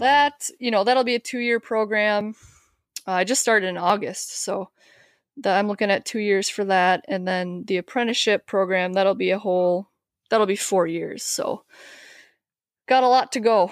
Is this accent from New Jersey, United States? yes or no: no; Wisconsin, United States; moved away as an adult; I'm actually from Wisconsin. Um, I, we, I grew up right across the border from, uh, the Twin Cities in Minnesota here, but I moved here about ten years ago.